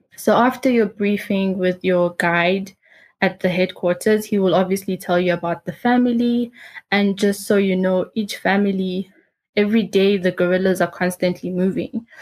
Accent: South Africa; moved away as an adult; also born or lived in Uganda; now in Rwanda; my whole life I was raised in South Africa

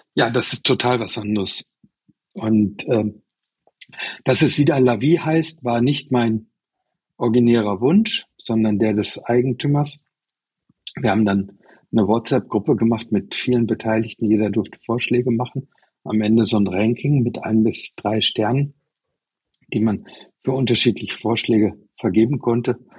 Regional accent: Germany; now in Taiwan; die deutsche Herkunft

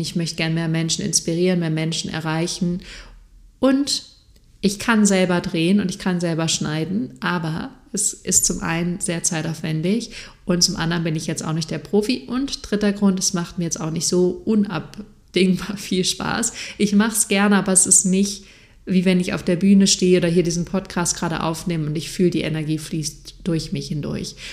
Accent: Freiburg, Baden-Württemberg, Germany; moved away as an adult; now in Munich, Germany; Freiburg ist eine sehr, sehr schöne Stadt. Ich liebe die auch sehr und es wird immer mein, meine Heimat sein.

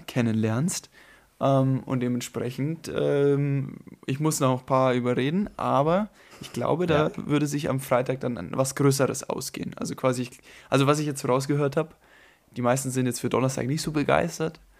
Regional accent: Germany; ich komme ja jetzt aus Deutschland vom Land

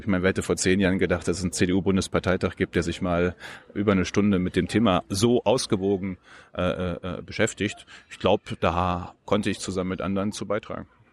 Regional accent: Westmünsterland, North Rhine-Westphalia, Germany; moved away as an adult; also born or lived in Münster; now in Berlin, Germany; ich bin Westmünsterländer, direkt von der niederländischen Grenze

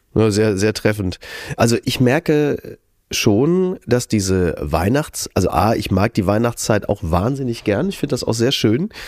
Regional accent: Recklinghausen, North Rhine-Westphalia, Germany; moved away; Recklinghausen übrigens auch, ist ja meine Geburtsstadt

